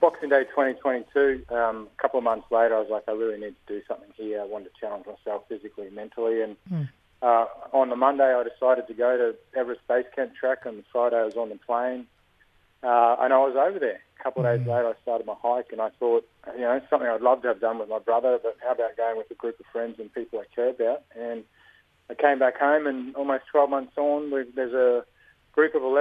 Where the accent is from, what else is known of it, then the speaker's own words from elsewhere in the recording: Mount Isa, Queensland, Australia; So I grew up in Mount Isa